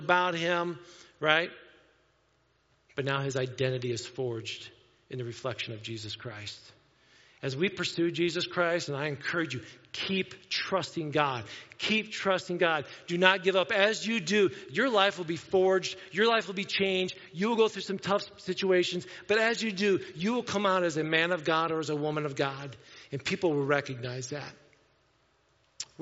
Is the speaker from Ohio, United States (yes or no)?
yes; Wauseon, Ohio, United States; I'm from Wauseon